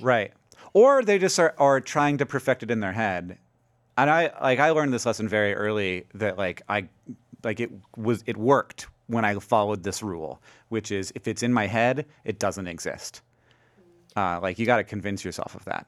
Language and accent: English; Orlando, Florida, United States; moved away as an adult; also born or lived in Alabama; now in Montana, United States; we moved, shortly moved to Orlando